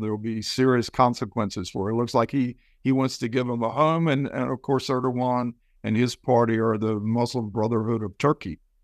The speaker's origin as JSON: {"language": "English", "country": "United States", "said": "as an American."}